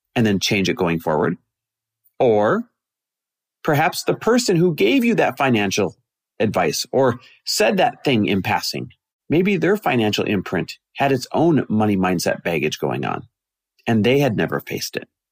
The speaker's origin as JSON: {"language": "English", "region": "Midwest", "country": "United States", "tie": "born or raised there", "said": "growing up in the Midwest the way that we both did"}